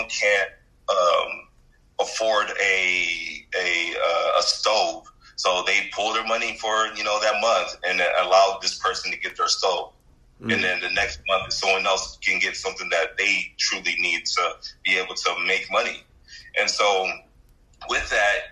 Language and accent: English; Houston, Texas, United States; born and raised in Houston